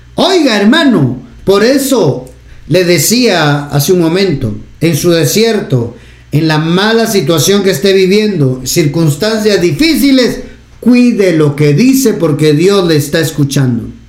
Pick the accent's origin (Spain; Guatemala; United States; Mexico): Guatemala; acá en Guatemala